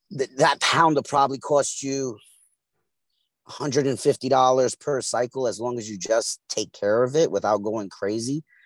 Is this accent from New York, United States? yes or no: yes; New York City, New York, United States; I'm from East New York, Brooklyn. Grew up, and, raised and, the whole nine.